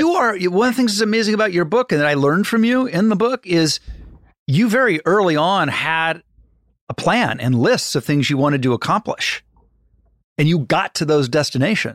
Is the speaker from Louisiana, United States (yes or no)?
no; Ohio, United States; I'm from Ohio